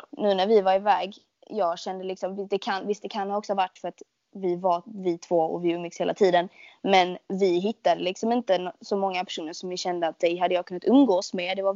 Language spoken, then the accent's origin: Swedish; Skåne, Sweden; accent: Scanian; min dialekt är ju liksom folk bara eller typ folk man träffar som inte är från Skåne bara alltså du snackar så jävla grovt.